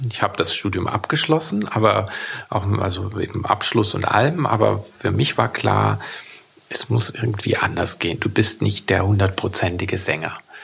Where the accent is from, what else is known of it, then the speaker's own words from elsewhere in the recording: Weimar, Thuringia, Germany; Ich bin ja in Weimar aufgewachsen